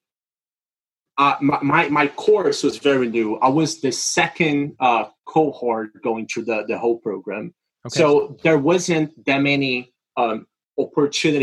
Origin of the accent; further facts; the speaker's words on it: Brazil; English is a second language; moved away as an adult; now in United States; I am from Brazil originally.